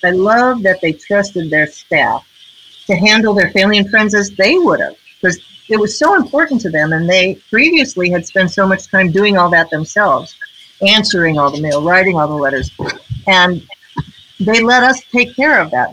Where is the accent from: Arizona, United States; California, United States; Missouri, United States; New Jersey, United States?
Missouri, United States; St. Louis; moved away as an adult; also born or lived in Washington, D.C.; St. Louis, my hometown.